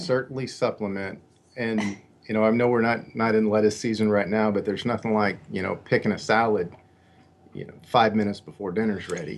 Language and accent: English; Katy, Texas, United States; I grew up on two acres in uh, Katy, Texas